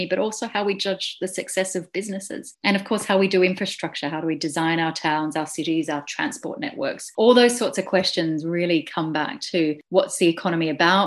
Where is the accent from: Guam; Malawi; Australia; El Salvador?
Australia; moved away as an adult; now in Glasgow, United Kingdom; I'm Australian.